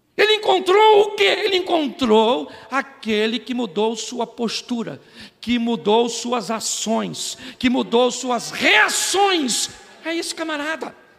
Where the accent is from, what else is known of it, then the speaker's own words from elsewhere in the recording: Baixada Fluminense, Rio de Janeiro, Brazil; eu sou do Rio da Baixada Fluminense